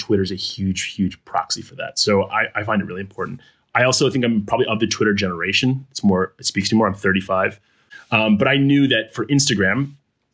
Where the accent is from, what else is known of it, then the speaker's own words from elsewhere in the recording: East Coast, United States; also born or lived in Geneva, Switzerland / Khartoum, Sudan / Turkey; now in Des Moines, United States; Like, I'm not from Iowa. I've only lived here for a year. I'm from the East Coast.